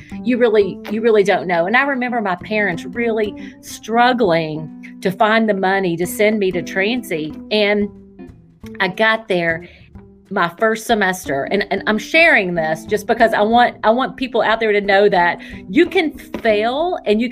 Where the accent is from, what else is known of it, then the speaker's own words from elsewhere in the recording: Winchester, Kentucky, United States; I am a native Kentuckian. I was born in Winchester, Kentucky, which is east of Lexington.